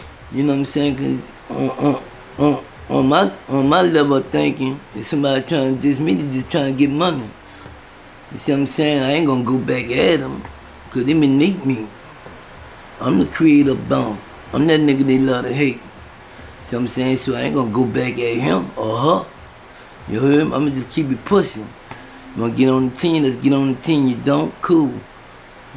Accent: New Orleans, Louisiana, United States; I'm from Uptown, 10 Wall, St. Tone Project.

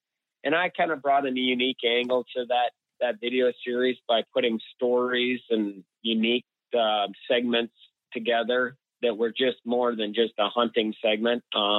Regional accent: Minnesota, United States; growing up here, in this part of the world, I mean, we're just fortunate to live in the Midwest, and we're 10 minutes from Wisconsin and only an hour north of, the Iowa border.

